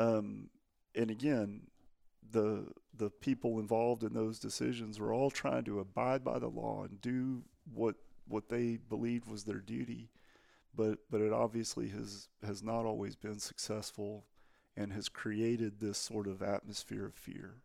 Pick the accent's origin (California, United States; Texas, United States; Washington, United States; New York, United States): Texas, United States; I'm from Texas